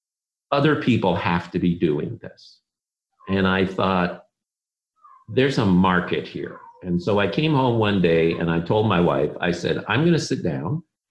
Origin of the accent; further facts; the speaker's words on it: Philippines; We grew up in the Philippines, so we were classic Trek people.